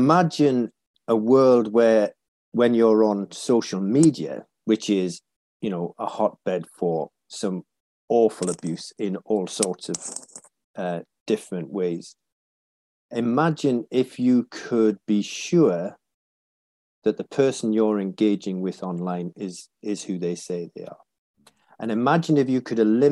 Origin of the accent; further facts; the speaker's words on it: Whitley Bay, North East England, United Kingdom; also born or lived in North Shields; I was born there and grew up in the next town down, a place called Whitley Bay